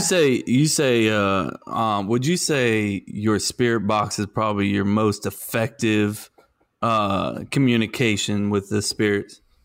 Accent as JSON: {"language": "English", "region": "the South", "country": "United States", "accent": "southern"}